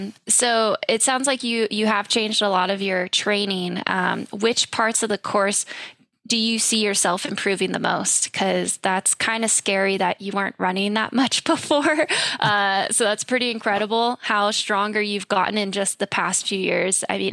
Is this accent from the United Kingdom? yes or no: no; United States; as an American